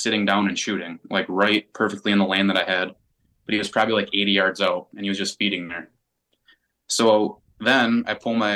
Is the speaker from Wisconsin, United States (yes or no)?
yes; Wisconsin, United States; I was brought up in Wisconsin